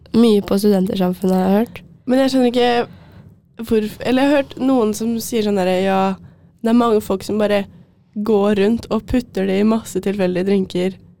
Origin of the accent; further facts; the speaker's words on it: Jessheim, Akershus, Norway; jeg kommer fra Jessheim